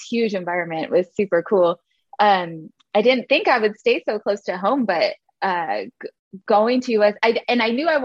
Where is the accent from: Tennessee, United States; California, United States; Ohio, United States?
California, United States; Arcadia; So I grew up in the LA area, just east of Pasadena in this little cute town called Arcadia.